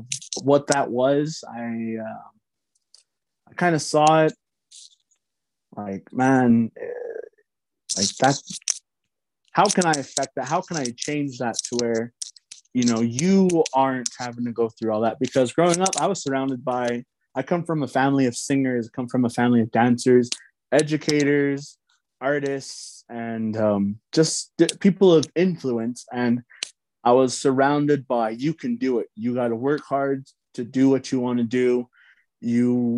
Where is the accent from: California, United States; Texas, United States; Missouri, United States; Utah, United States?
Utah, United States; Red Mesa; where I'm from the Navajo Reservation. I reside in Red Mesa, Utah